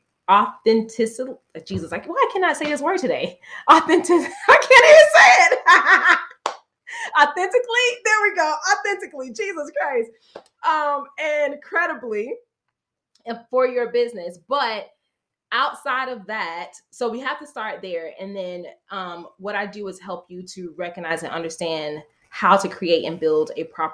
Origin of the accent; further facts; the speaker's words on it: Florida, United States; That's exactly where I grew up, in the South, Florida